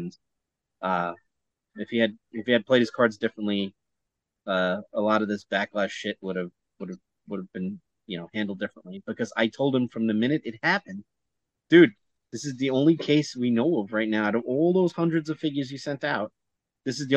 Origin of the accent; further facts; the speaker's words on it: New York, United States; we're both from New York, and we just have that Brooklyn or Queens bond